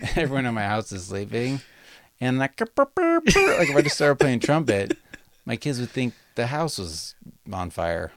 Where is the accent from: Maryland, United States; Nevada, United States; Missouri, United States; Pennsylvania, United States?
Nevada, United States; Las Vegas; now in Sacramento, United States; when I grew up in Las Vegas